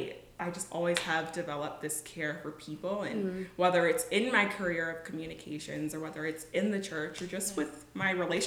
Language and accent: English; California, United States; California. It's an hour outside of LA. It's between LA and the Big Bear Mountains. It is a real place. I grew up on Glendale